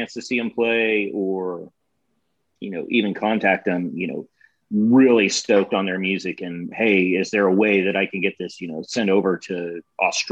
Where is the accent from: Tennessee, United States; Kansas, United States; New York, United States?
Kansas, United States; moved away; also born or lived in St. Louis; I grew up in Kansas and then moved around